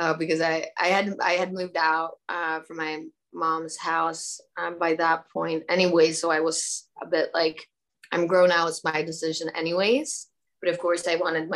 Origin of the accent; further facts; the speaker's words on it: Stockholm, Stockholm County, Sweden; I'm born and raised in Stockholm in Sweden